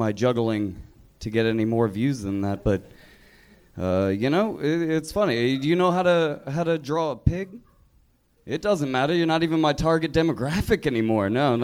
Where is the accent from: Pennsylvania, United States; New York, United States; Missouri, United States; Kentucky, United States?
Kentucky, United States; moved away; I'm from Kentucky